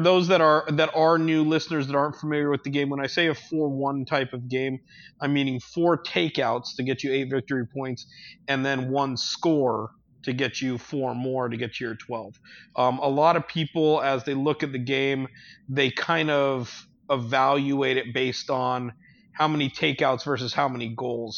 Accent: Hawaii, United States; I grew up in Hawaii.

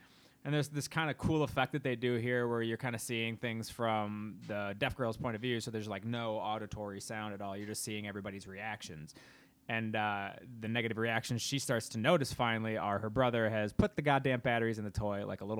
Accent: Midwest, United States; We're from the Midwest.

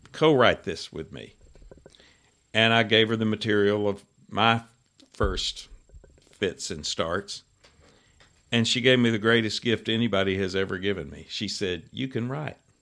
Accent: Graysville, Georgia, United States; growing up in Graysville

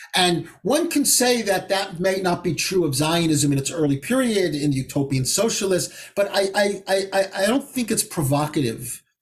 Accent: United States; also born or lived in Israel; I feel that humiliation both as an American Jew, as an Israeli citizen, and as a Jew.

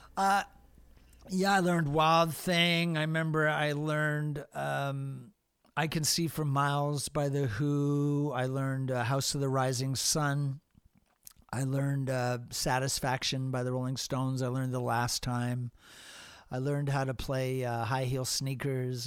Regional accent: England, United Kingdom; moved away; also born or lived in Hamilton, Canada / Toronto, Canada; I grew up in England

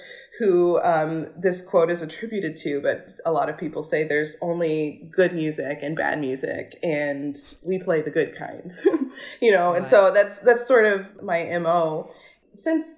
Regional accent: rural Kentucky, United States; I grew up in Kentucky, rural Kentucky

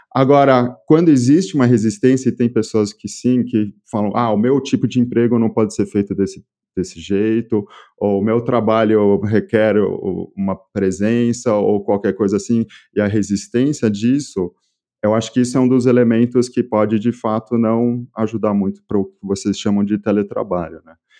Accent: São Paulo, Brazil; accent: Brazilian; also born or lived in France; E eu nasci em São Paulo, no Brasil, e eu morei praticamente minha vida toda aqui

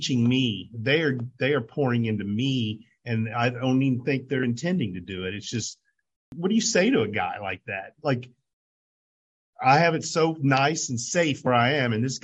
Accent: Indiana, United States; I was from Indiana

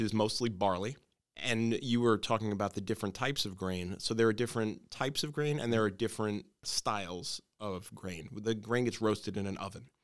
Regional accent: New York City, New York, United States; moved away as an adult; now in Hackettstown, United States; I grew up on Staten Island

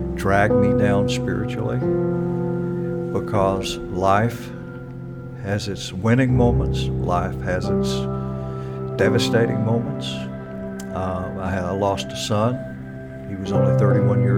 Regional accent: Natchitoches, Louisiana, United States; moved away as an adult; now in Mississippi, United States; I was born in Natchitoches, Louisiana. Spent my childhood in that state.

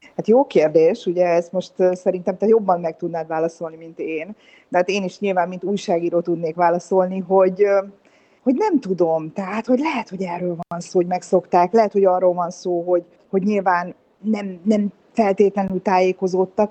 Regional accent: Budapest, Hungary

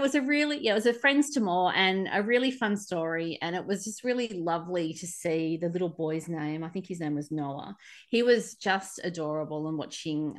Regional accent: Australia; accent: Aussie; my Aussie accent

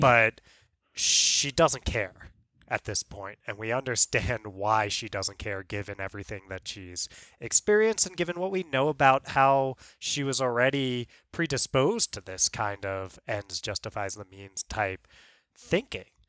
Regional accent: New York, United States; you and I growing up in New York

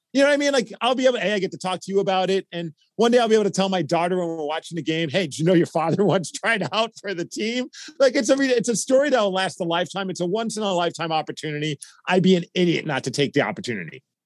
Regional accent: New York City, New York, United States; now in Seattle, United States; I did roller hockey uh, growing up in Brooklyn, New York

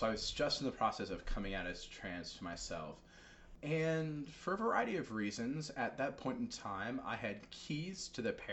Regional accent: New York, United States; now in Rhode Island, United States; I'm from New York. There's a lot of colorful language in my vocabulary

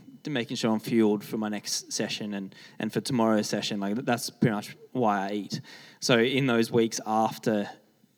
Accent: Canberra, Australian Capital Territory, Australia; now in Melbourne, Australia; when I grew up in Canberra, so everything there is like really nice bush

